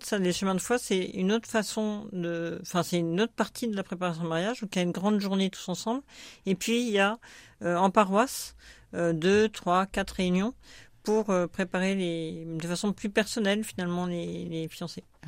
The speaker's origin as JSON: {"language": "French", "town": "Grenoble", "region": "Auvergne-Rhône-Alpes", "country": "France", "tie": "born or raised there", "also_born_or_lived": "Paris region", "moved": "as an adult", "lives_now": "Marne, France", "said": "Je suis grenobloise d'origine, mes parents y habitent toujours"}